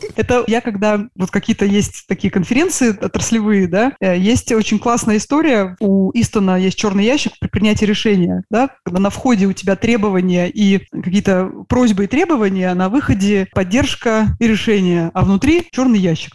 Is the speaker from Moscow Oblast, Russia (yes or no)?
no; Saint Petersburg, Russia; я из Санкт-Петербурга